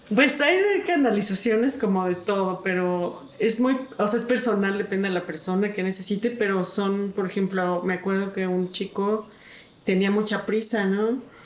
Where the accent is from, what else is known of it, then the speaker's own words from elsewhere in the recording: Mexico; mexicana, este, mujer